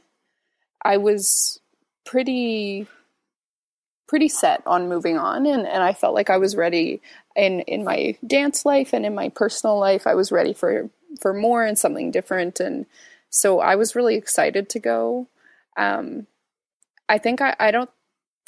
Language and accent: English; just outside of Victoria, British Columbia, Canada; now in Toronto, Canada; I grew up just outside of Victoria, and Victoria is not super small, but the community that I grew up in outside of Victoria is very small